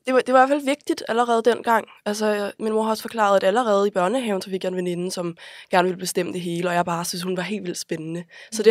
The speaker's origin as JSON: {"language": "Danish", "town": "Copenhagen", "region": "Capital Region of Denmark", "country": "Denmark", "tie": "born or raised there", "said": "jeg er vokset op på Vesterbro de første år af mit liv"}